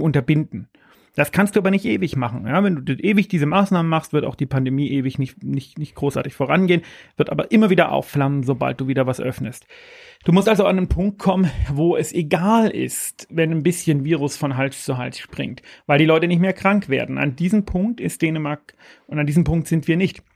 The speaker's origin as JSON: {"language": "German", "region": "Bavaria", "country": "Germany", "said": "bei uns in Bayern"}